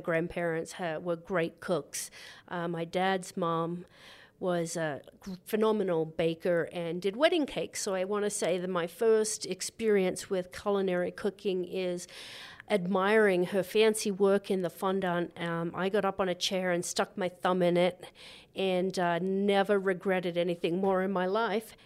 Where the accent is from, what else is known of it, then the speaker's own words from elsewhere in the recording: Gosford, New South Wales, Australia; moved away; also born or lived in Goulburn, Australia; I grew up in Gosford